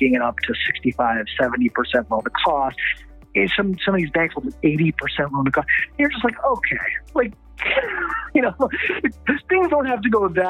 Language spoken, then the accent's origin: English; East Coast, United States; moved away as an adult; also born or lived in London; now in Los Angeles, United States; I grew up on the East Coast